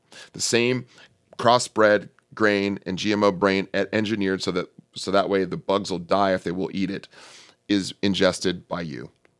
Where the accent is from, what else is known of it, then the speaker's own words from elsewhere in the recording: California, United States; I'm from the Bay Area, Northern California.